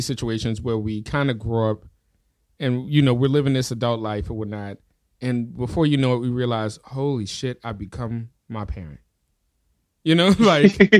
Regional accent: New Orleans, Louisiana, United States; I'm from New Orleans.

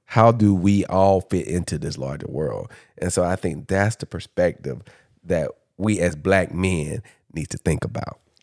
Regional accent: Dublin, Georgia, United States; moved away; also born or lived in Atlanta, Georgia / Washington, D.C. / Los Angeles; I'm from Dublin

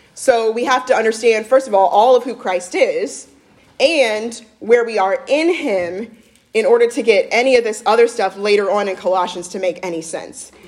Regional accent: Midwest, United States; I'm actually a Midwesterner

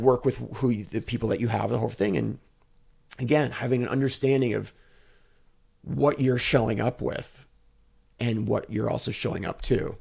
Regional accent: United States; I'm an American, I'm a white guy

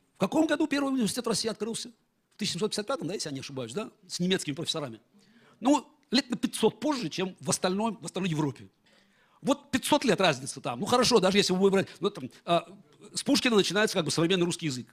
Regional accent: Baku, Azerbaijan; first language Russian; moved away as an adult; also born or lived in Moscow, Russia; я родился в Баку

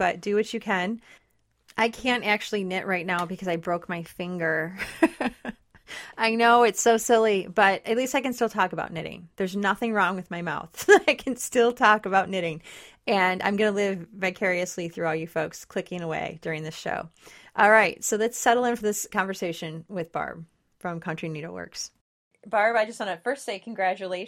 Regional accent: Detroit, Michigan, United States; now in West Michigan, United States; I didn't grow up in West Michigan, and I'm from the Detroit area

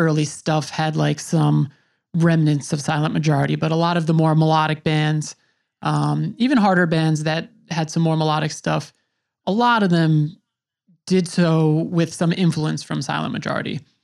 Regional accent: Long Island, New York, United States; I grew up on Long Island.

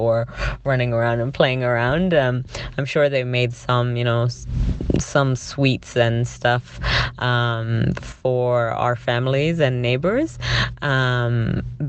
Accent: London, United Kingdom; now in Canada; growing up, I grew up in England, in South London

